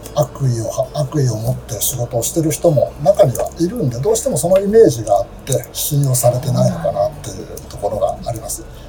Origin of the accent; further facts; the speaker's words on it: Nakano, Tokyo, Japan; 東京生まれ東京育ち